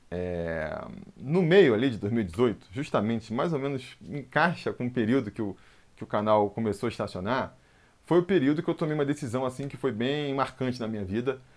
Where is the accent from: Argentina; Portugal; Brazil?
Brazil; Rio de Janeiro; moved away as an adult; now in São Paulo, Brazil; cresci no Rio de Janeiro